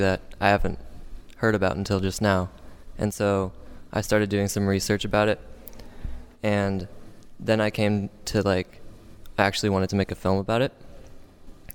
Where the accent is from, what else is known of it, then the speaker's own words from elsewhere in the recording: Santa Rosa, California, United States; I'm from Santa Rosa, California. I live in the Sonoma County area